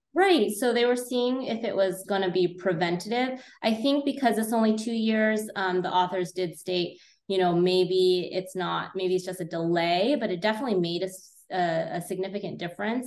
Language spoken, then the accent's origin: English; California, United States; moved away as an adult; now in Illinois, United States; I am originally from California, went to Berkeley, and then did a residency in cornea contact lens at the Illinois College of Optometry